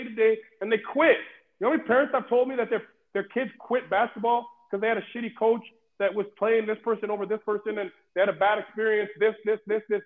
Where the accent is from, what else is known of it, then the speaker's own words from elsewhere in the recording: Benin City, Edo, Nigeria; now in Vancouver, Canada; I'm from Benin City, Nigeria, you understand? For me to be standing here in Vancouver, British Columbia, as a college basketball coach